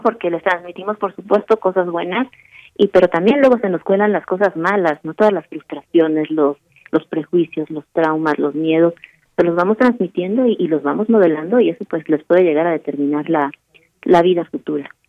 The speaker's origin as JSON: {"language": "Spanish", "region": "Mexico City", "country": "Mexico", "tie": "born or raised there", "moved": "yes", "said": "la Ciudad de México es mi ciudad, es la ciudad en donde yo nací, la amo entrañablemente, ahora estoy un poco lejos"}